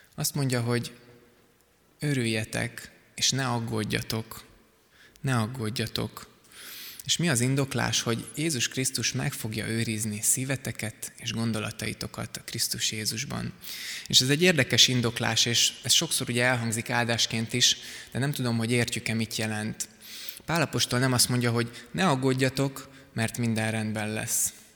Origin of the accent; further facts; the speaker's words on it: Szigetszentmiklós, Pest, Hungary; a Sziget-Szent Miklósi gyülekezetben, ahol korábban voltam, nőttem föl